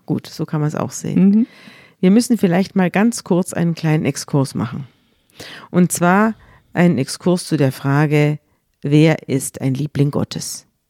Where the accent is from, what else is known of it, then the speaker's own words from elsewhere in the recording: Munich, Bavaria, Germany; ich komme, wir kommen ja beide aus München